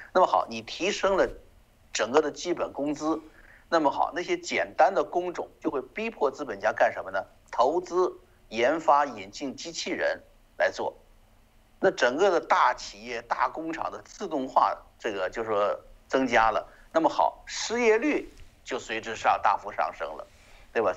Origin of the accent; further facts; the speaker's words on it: China; moved away; 我们从这个中共国走出来的人